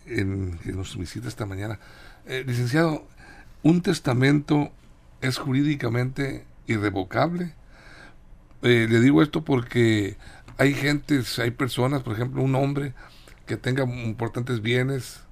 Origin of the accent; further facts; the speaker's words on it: Sinaloa, Mexico; aquí en nuestro queridísimo estado de Sinaloa